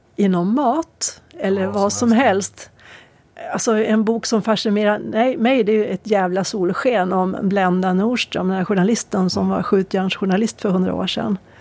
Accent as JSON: {"language": "Swedish", "town": "Örnsköldsvik", "region": "Västernorrland County", "country": "Sweden", "said": "Åstadkommation som vi säger hemma i Övik"}